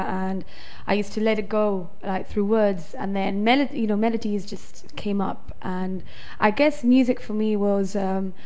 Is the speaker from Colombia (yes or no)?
no; Gibraltar; now in Marbella, Spain; I'm originally from Gibraltar